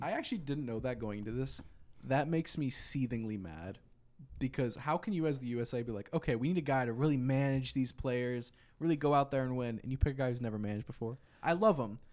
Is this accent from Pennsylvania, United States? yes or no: yes; Philadelphia, Pennsylvania, United States; I'm from Philly